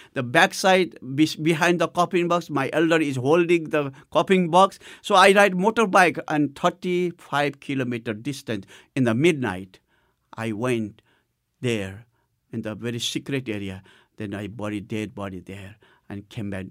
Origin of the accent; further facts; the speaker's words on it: Nepal; I had a privilege to go to the first church of Nepal, which was in my hometown